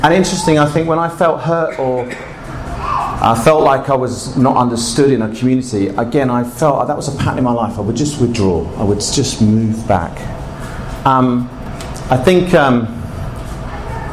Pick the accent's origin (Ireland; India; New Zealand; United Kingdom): United Kingdom; Bognor Regis, South East England; I grew up in England, actually in a place called Bognor Regis